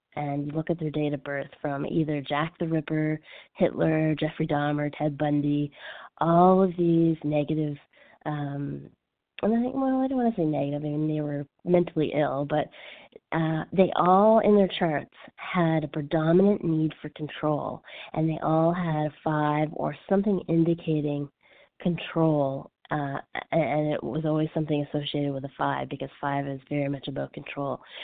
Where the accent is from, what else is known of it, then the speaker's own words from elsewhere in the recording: Canada; now in Los Angeles, United States; I'm French Canadian.